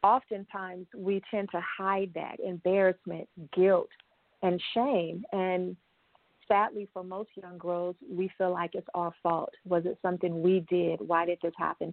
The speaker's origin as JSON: {"language": "English", "town": "Los Angeles", "region": "California", "country": "United States", "moved": "yes", "lives_now": "Northern California, United States", "said": "I'm originally from Southern California, Los Angeles, San Bernardino area"}